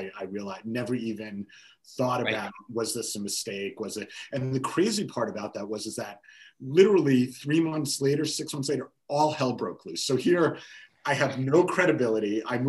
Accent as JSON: {"language": "English", "region": "New York", "country": "United States", "said": "I'm from New York"}